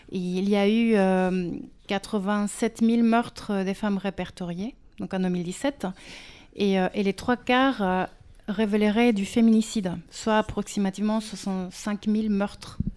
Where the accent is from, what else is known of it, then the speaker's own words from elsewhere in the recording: Mexico; now in France; je viens du Mexique.